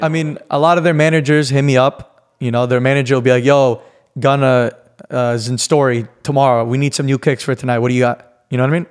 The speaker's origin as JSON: {"language": "English", "town": "New York City", "region": "New York", "country": "United States", "moved": "yes", "lives_now": "Miami, United States", "said": "I'm from New York"}